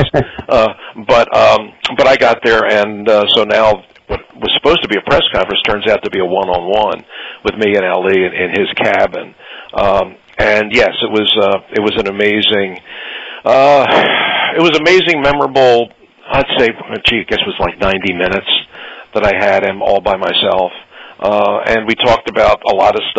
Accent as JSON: {"language": "English", "town": "Philadelphia", "region": "Pennsylvania", "country": "United States", "said": "I'm from Philadelphia"}